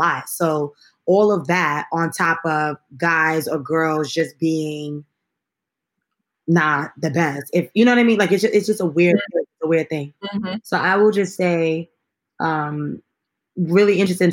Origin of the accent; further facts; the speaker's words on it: New York City, New York, United States; I'm from Brooklyn